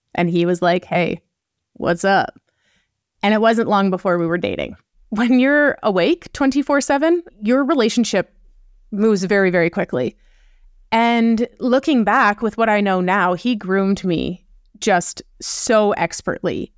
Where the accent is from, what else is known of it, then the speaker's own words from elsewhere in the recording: Canada; also born or lived in Wyoming; I'm Canadian, so I was living in Wyoming when I co-founded Uprising, and then I ended up moving back to Canada.